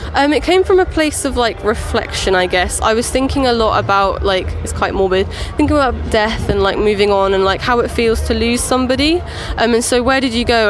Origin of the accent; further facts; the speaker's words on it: Lowestoft, East of England, United Kingdom; I'm from Lowestoft and I have Lowestoft Beach within like right. sort of a quick drive